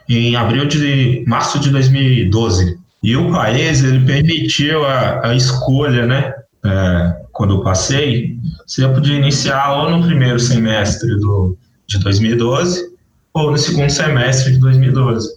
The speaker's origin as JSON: {"language": "Portuguese", "region": "north of Minas Gerais", "country": "Brazil", "tie": "born or raised there", "also_born_or_lived": "Janaúba, Minas Gerais / Mamonas, Minas Gerais / Salinas, Minas Gerais / Montes Claros, Minas Gerais", "moved": "as an adult", "lives_now": "Mato Grosso do Sul, Brazil", "said": "eu fui criado no norte de Minas"}